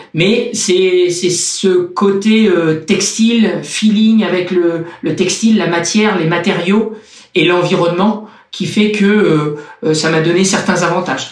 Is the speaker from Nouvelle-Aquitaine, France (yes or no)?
yes; Châtellerault, Nouvelle-Aquitaine, France; moved away as an adult; also born or lived in La Rochelle / Cannes / Nice area; Un pays plat. Un pays plat. Mais vraiment très plat. J'habitais dans un petit village qui s'appelle Châtellerault, donc dans la, dans la Vienne.